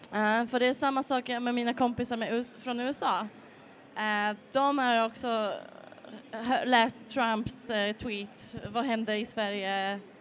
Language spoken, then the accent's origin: Swedish; Poland; Swedish is a second language; moved away as an adult; also born or lived in Spain / England; now in Malmö, Sweden